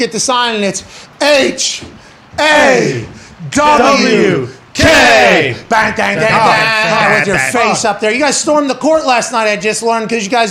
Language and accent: English; Pittsburgh, Pennsylvania, United States; I grew up in Pittsburgh